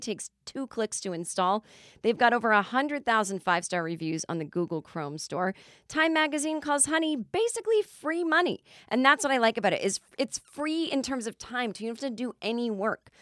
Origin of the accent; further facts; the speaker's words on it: Massachusetts, United States; now in Los Angeles, United States; growing up in Massachusetts, your entire lawn was just covered in leaves